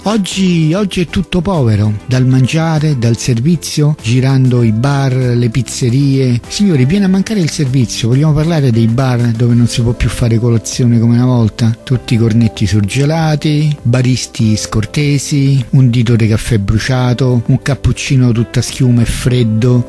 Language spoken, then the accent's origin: Italian; Rome, Lazio, Italy; io sono nato a Centocelle, a Via dei Gelsi, dove una volta c'era la caserma di polizia